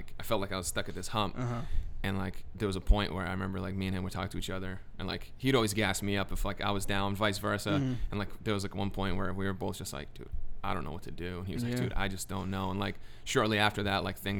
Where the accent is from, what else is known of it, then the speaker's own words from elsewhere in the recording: New Hampshire, United States; I'm from New Hampshire, I was raised there